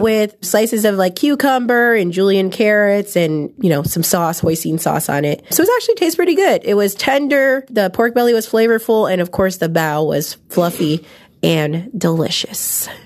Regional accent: San Francisco, California, United States; I grew up in San Francisco, which is like the hub of ethnic food. I grew up near Chinatown in San Francisco

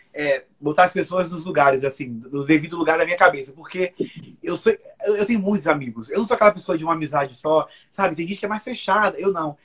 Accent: Rio de Janeiro, Brazil; also born or lived in Bahia; eu sou cariocaço, nem né? quando eu não sou carioca, eu sou baiano

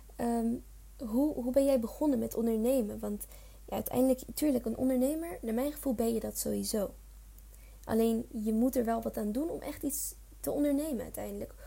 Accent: Leiden, South Holland, Netherlands; ik kom bijvoorbeeld uit Leiden

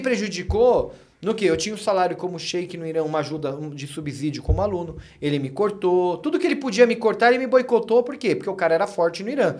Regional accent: Brazil; also born or lived in Iran; Eu sou brasileiro

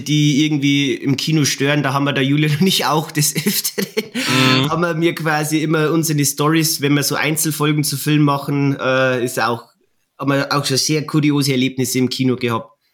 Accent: Bavaria, Germany; bei uns in Bayern

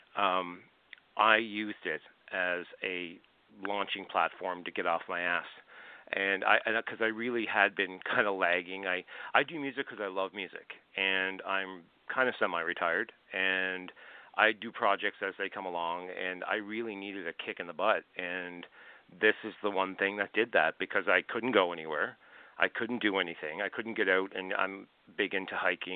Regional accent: Glace Bay, Nova Scotia, Canada; I grew up in Glace Bay, Nova Scotia

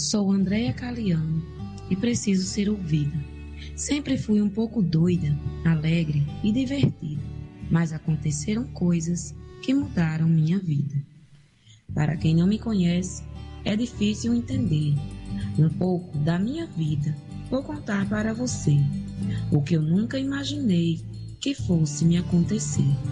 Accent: Mossoró, Rio Grande do Norte, Brazil; Sou natural de Mossoró, do Rio Grande do Norte.

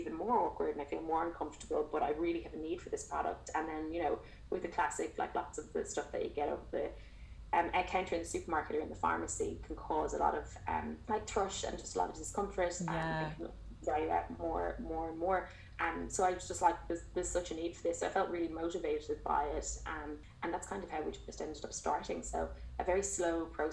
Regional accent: Waterford, Munster, Ireland; moved away as an adult; now in Melbourne, Australia; I'm from Ireland originally. So Waterford in the alleged sunny southeast.

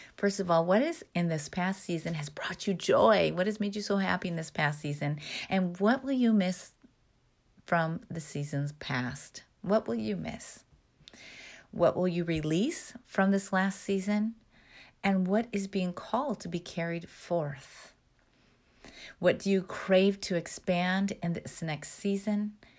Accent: Midwest, United States; I grew up in the Midwest

